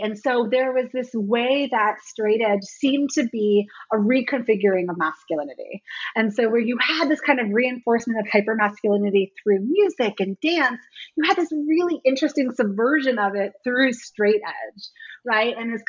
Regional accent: Washington, District of Columbia, United States; I was a little too young for the hardcore scene here in DC. I grew up more on …, … later band

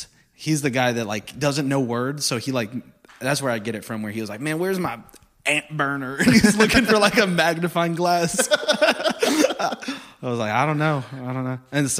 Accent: Corpus Christi, Texas, United States; So I'm from Corpus, you know that pretty well

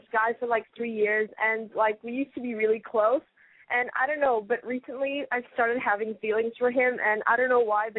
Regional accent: Singapore; So I'm 17 and I'm from Singapore.

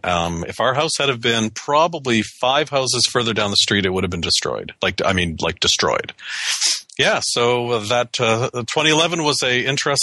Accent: Canada; moved away as an adult; now in United States

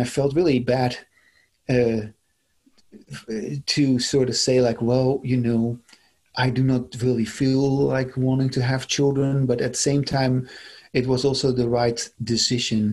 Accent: Netherlands; moved away as an adult; now in United States; I come originally from the Netherlands, and I immigrated to the United States in 1999.

